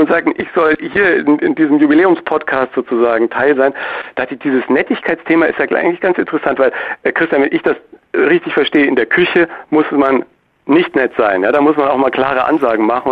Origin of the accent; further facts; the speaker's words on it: Germany; als Deutscher